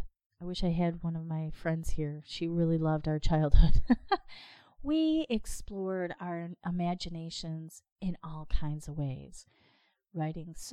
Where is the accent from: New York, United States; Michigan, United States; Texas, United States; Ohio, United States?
Michigan, United States; I'm from Michigan